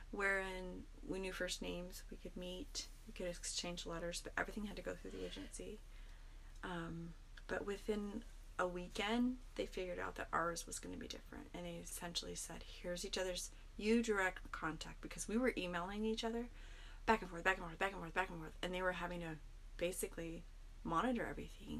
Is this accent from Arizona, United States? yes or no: yes; Mesa, Arizona, United States; also born or lived in Phoenix, Arizona; I grew up here in Mesa